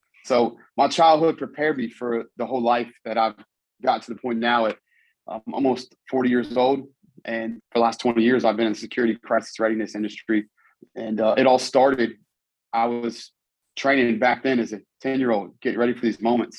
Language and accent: English; Charlottesville, Virginia, United States; I grew up in Charlottesville, Virginia